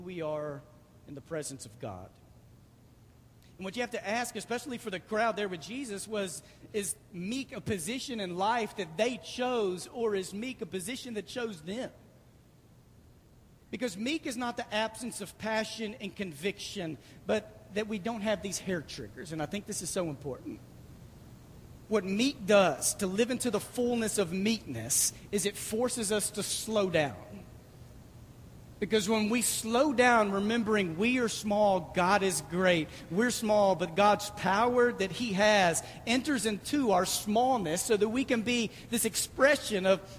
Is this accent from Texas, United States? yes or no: yes; Dallas, Texas, United States; I grew up going to Six Flags a lot because I was raised in Dallas